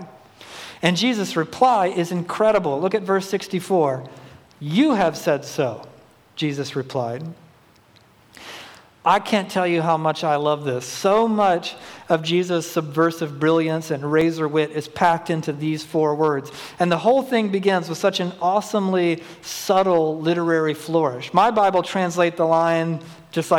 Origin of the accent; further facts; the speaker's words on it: Georgia, United States; moved away; also born or lived in Pacific Northwest; I'm from Georgia originally